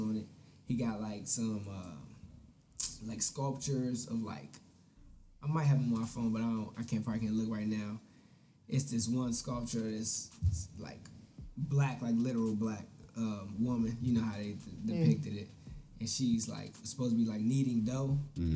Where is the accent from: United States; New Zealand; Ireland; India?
United States; Maryland; I'm from Maryland. You know, my folks from Virginia